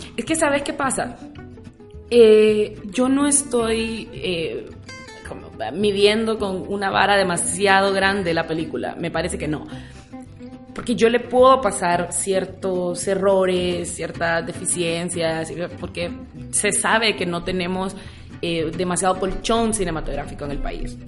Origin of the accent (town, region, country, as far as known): Honduras